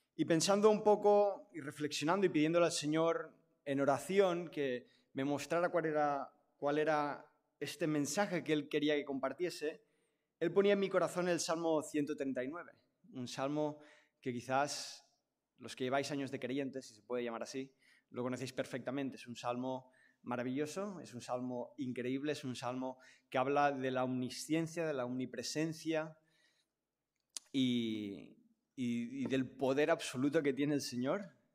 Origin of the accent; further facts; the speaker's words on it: Catalonia, Spain; a mí me ha tocado nacer en una familia catalana y del Barça, ese es mi contexto. Entonces yo soy catalán